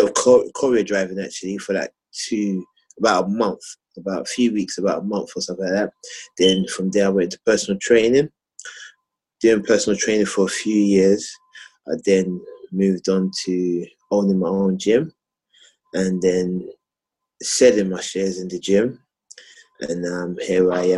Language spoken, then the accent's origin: English; London, United Kingdom; I grew up in Southeast London, Camberwell